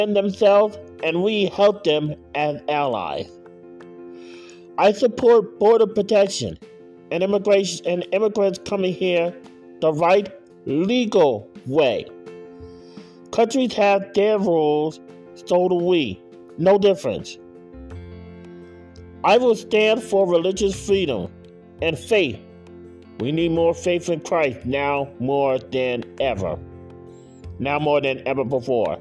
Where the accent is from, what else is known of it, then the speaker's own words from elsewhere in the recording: United States; As an American and as a candidate for Senate